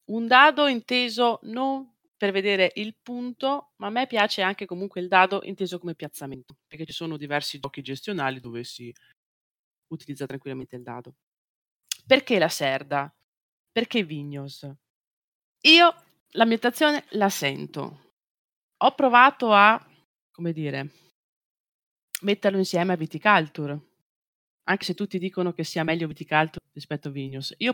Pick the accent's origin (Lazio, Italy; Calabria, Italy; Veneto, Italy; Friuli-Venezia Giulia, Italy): Veneto, Italy; Beh, io vengo dalla Valpolicella e noi, a noi piace bere.